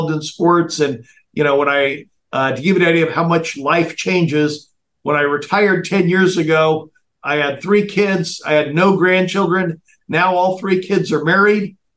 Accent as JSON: {"language": "English", "town": "San Diego", "region": "California", "country": "United States", "tie": "born or raised there", "moved": "yes", "said": "I grew up in California, was in San Diego"}